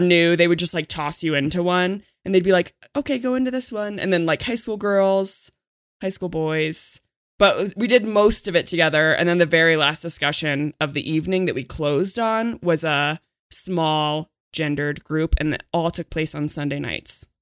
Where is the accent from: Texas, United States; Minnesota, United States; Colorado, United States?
Colorado, United States; a farm town near Denver; all the churches in my hometown were uh, had a lotta, uh, old people 'cause I was in a farm town